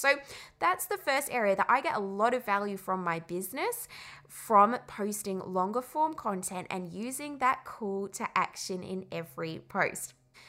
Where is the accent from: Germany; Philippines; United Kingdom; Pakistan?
United Kingdom; England; And the way I say call is kind of weird. I grew up in England and I can't say it.